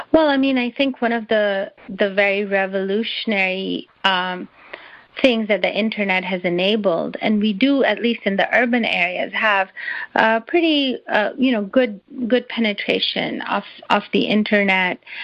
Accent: Karachi, Sindh, Pakistan; a young Pakistani girl growing up in Karachi

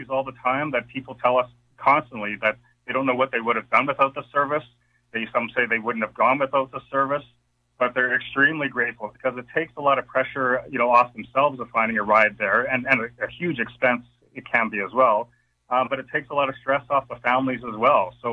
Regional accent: Regina, Saskatchewan, Canada; also born or lived in Belcarra; now in Edmonton, Canada; I grew up in Regina. I was born in Belcarra

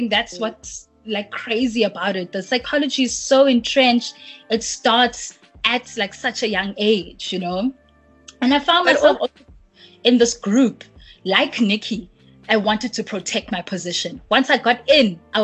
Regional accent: Cape Town, Western Cape, South Africa; I'm from Cape Town

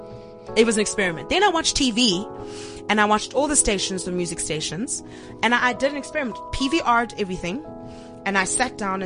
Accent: South Africa; South African artists

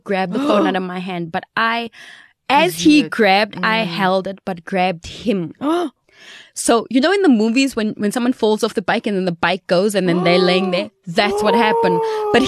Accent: Johannesburg, Gauteng, South Africa; I was from Joburg. I mean, crime capital here.

